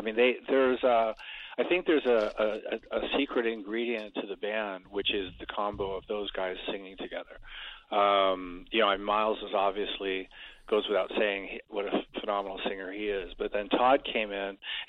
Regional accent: Stoke-on-Trent, West Midlands, United Kingdom; moved away; if I remember correctly. And, because that was my hometown. It was the first time I'd been back there in 40 years, and the only time I've ever played there, obviously.

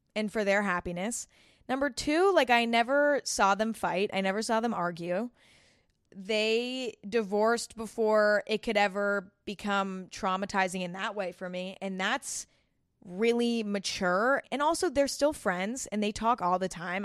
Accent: San Bruno, California, United States; I grew up in San Bruno, California, which is actually where YouTube headquarters is

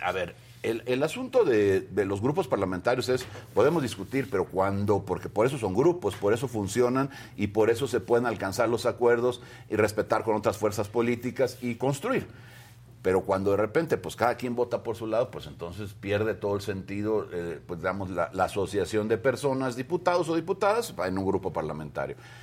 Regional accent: Veracruz, Mexico; todos los que somos veracruzanos

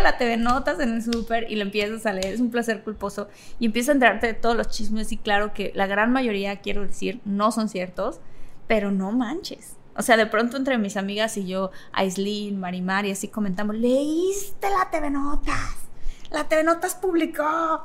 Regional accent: Mexico

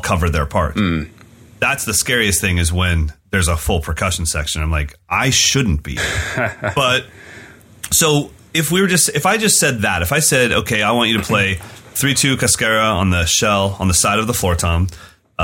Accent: California, United States; as an American white kid in California

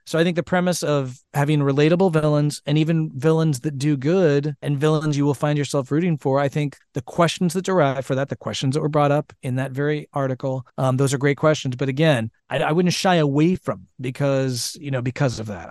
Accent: Nebraska, United States; I'm from Nebraska

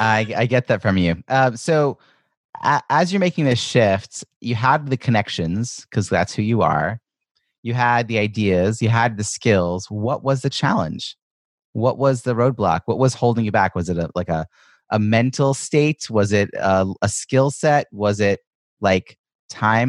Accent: Ronkonkoma, New York, United States; I grew up in Long Island

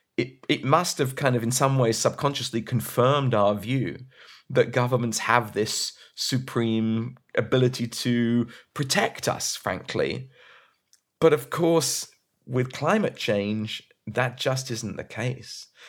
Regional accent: Brighton, South East England, United Kingdom; I'm from Brighton too

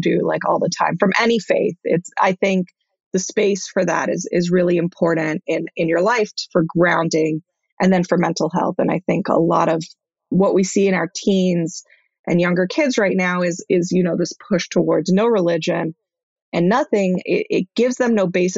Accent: Israel; I was born in Israel, but my parents were traditional Israelis

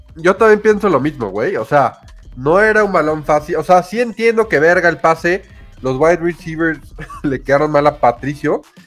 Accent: Mexico; Somos mexicanos

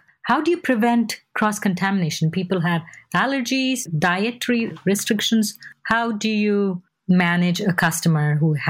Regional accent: India; So that's how I grew up in India.

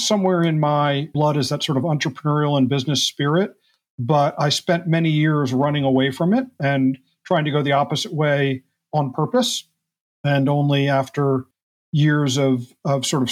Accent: United States; moved away as an adult; also born or lived in New York area / central New Jersey / Hawaii / Japan; now in West Coast, United States; I grew up on the East Coast here in the U.S., just outside of New York for the first 12 years of my life, then do a small farm in central New Jersey up till college

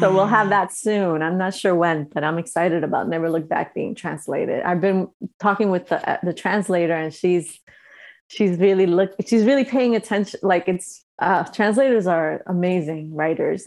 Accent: New York, United States; moved away as an adult; now in Los Angeles, United States; I've been here for so long and I still feel like I'm from New York

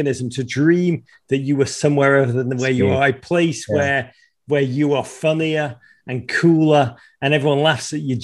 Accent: Liverpool, North West England, United Kingdom; moved away as an adult; now in United States; when I was a kid growing up in Liverpool in the 1980s

